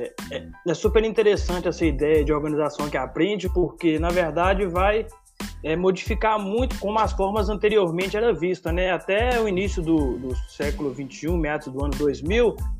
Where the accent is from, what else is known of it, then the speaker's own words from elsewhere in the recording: Conceição do Mato Dentro, Minas Gerais, Brazil; now in Diamantina, Brazil; eu sou natural de Conceição do Mato Dentro e tô aqui em então, Diamantina